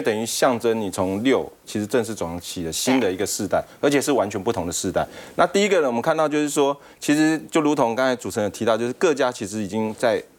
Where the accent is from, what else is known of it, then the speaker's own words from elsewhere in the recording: Taiwan; 我们台湾这边